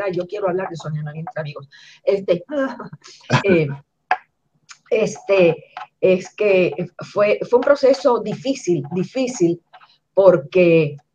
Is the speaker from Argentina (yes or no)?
no; Puerto Rico; now in United States; Yo venía de Puerto Rico acostumbrada a que la gente me reconociera y aquí cuando yo ent